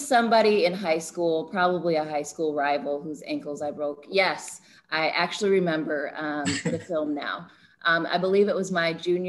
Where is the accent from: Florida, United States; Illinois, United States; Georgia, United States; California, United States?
Illinois, United States; Rockford; moved away; Rockford, Illinois, which if you've seen A League of Their Own, the Rockford Peaches, that's my Rockford. It's about an hour outside of Chicago